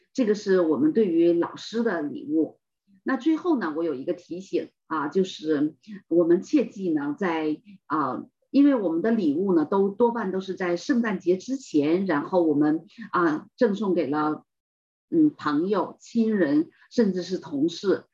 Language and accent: Chinese; China; 我们中国人